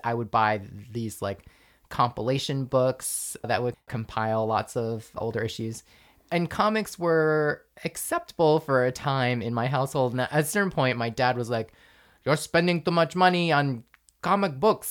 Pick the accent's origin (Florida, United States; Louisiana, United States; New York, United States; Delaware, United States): New York, United States; Rockland County, outside New York City, United States; I grew up outside of New York City in the burbs in Rockland County